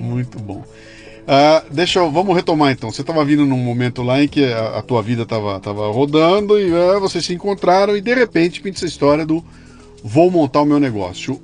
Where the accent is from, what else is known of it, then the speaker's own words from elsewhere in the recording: Bauru, São Paulo, Brazil; Eu sou de Bauru, dos anos 70